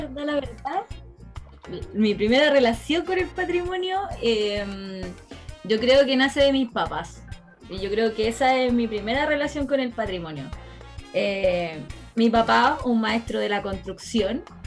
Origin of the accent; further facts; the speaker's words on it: Santa Cruz, O'Higgins, Chile; yo soy de Santa Cruz, eh, el lugar está rodeado de casas antiguas, adobe, tejas, pasillos, pilares, todo